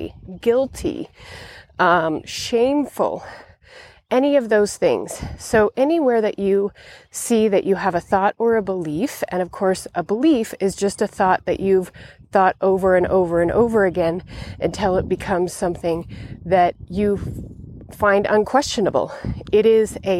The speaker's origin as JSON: {"language": "English", "region": "Montana", "country": "United States", "tie": "born or raised there", "moved": "yes", "said": "I've traveled to my home state of Montana in the United States"}